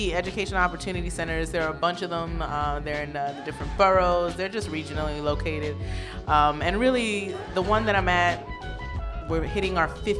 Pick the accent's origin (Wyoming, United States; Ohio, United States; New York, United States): New York, United States; New York City; I'm from Brooklyn, born and raised.